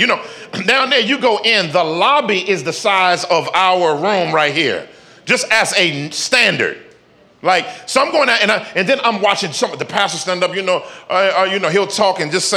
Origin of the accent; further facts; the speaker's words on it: Northeast, United States; moved away as an adult; also born or lived in Dallas, Texas; born and raised in the Northeast